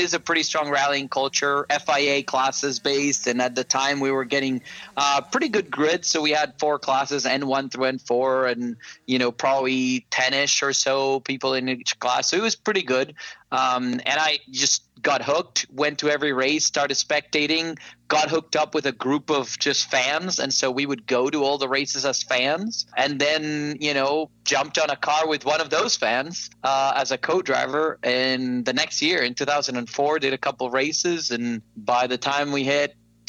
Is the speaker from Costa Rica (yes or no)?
yes; Costa Rica; moved away as an adult; now in United States; I am not originally from the U.S. I'm from Costa Rica. And so back home in Costa Rica, I had a cousin